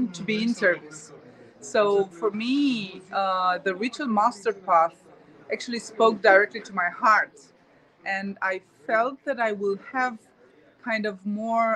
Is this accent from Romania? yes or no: yes; Romania; I'm from Romania, but now I entered the Republic of Moldova